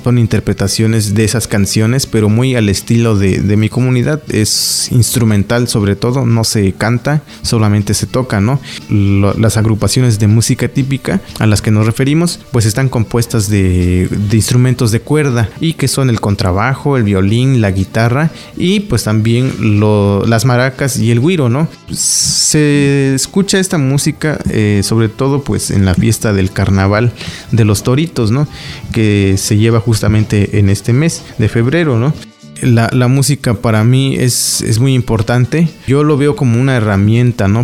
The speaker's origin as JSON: {"language": "Spanish", "town": "Eloxochitlán de Flores Magón", "region": "Oaxaca", "country": "Mexico", "said": "mi pueblo, el Oxochitlán de Flores Magón, Oaxaca"}